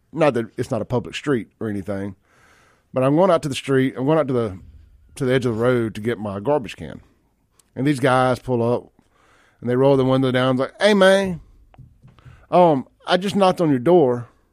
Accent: Jackson, Mississippi, United States; I'm from South Jackson

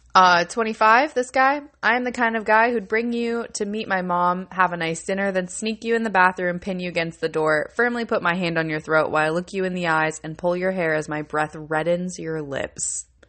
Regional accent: Buffalo, New York, United States; I'm from Buffalo, New York

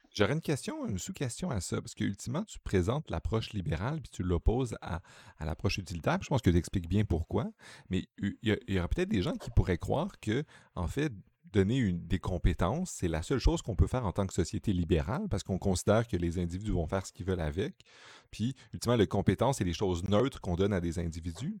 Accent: Quebec, Canada; je viens du Québec

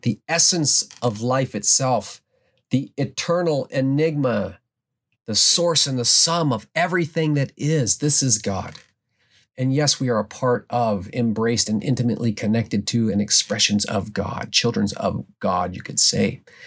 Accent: Alaska, United States; growing up in the Alaskan wilderness

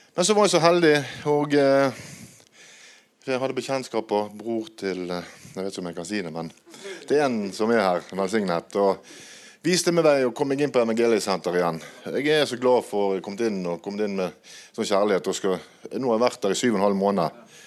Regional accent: Bergen, Vestland, Norway; Jeg er eh, fra Bergen

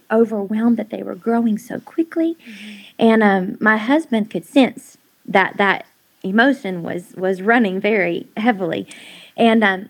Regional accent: Indianapolis, Indiana, United States; moved away as an adult; also born or lived in Knoxville, Tennessee / Asheville, North Carolina; now in Chilhowie, United States; I'm originally from Indianapolis, Indiana

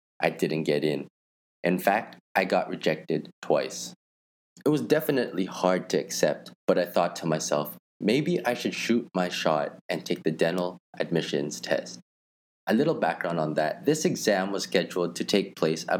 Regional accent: Toronto, Ontario, Canada; moved away as an adult; now in Manila, Philippines; I was born and raised in Toronto, Canada, and I'm currently living in the Philippines

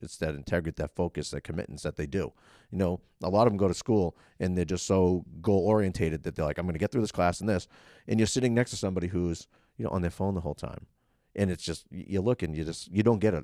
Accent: Boston, Massachusetts, United States; I grew up in the Boston scene

